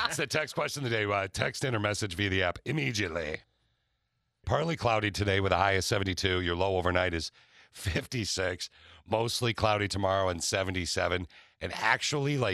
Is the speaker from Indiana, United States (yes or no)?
no; Okemos, Michigan, United States; I grew up in Okemos, which is a suburb of Lansing, Michigan